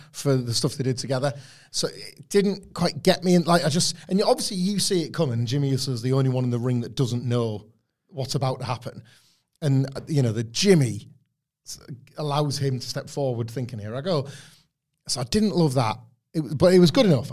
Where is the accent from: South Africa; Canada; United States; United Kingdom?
United Kingdom; Filey, Yorkshire and the Humber; in Filey, uh, a tiny coastal place in the United Kingdom, um, where I grew up